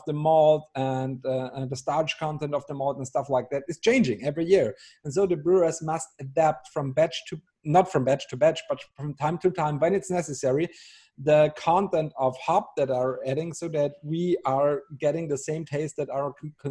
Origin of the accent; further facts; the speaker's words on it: Austria; moved away as an adult; now in Bavaria, Germany; I'm Austrian. So I grew up with a constant love and hate relationship with your country, because, you know, when you grow up as Austrian